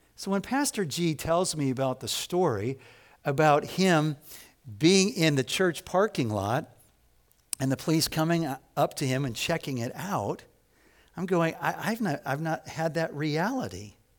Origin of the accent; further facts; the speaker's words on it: Evanston, Illinois, United States; I grew up in Evanston, Illinois, so it's the first suburb north of Chicago